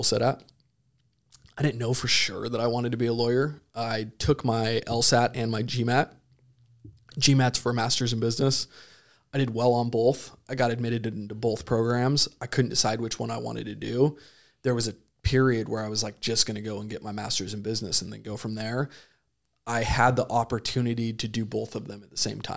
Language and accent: English; Idaho, United States; moved away as an adult; also born or lived in Chico, California / San Diego, California; I was a kid from Idaho